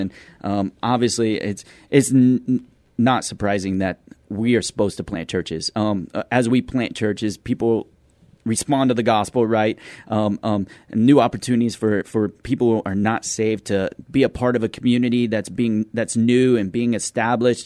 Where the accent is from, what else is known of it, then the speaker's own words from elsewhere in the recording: Midland, Texas, United States; moved away as an adult; now in San Antonio, United States; we're from Midland, Texas.